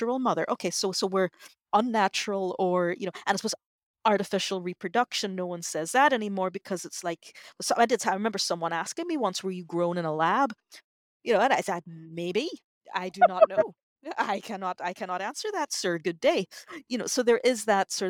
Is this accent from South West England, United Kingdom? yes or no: no; Northern Ireland, United Kingdom; I'm from Northern Ireland